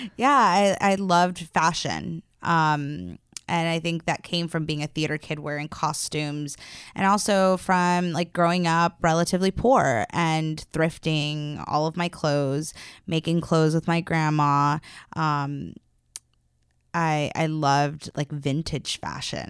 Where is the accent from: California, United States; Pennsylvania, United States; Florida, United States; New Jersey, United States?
California, United States; Los Angeles; I am from Los Angeles